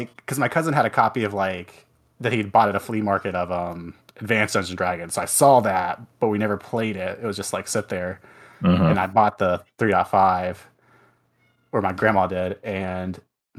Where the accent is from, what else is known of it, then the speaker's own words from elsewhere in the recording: West Virginia, United States; I grew up in West Virginia